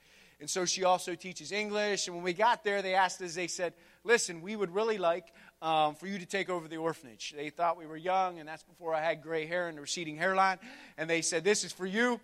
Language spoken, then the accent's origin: English; West Virginia, United States; moved away as an adult; also born or lived in Burkina Faso; I was born and raised in Wallie Ford, West Virginia, a grand metropolis in the eastern panhandle.